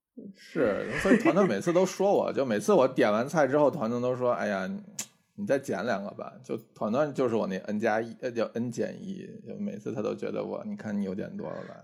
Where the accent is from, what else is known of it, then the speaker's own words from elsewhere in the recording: Tianjin, China; moved away; 我有的时候周末会回天津